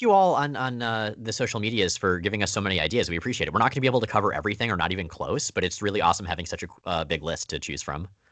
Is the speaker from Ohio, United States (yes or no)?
no; Florida, United States; I, I grew up entirely in Florida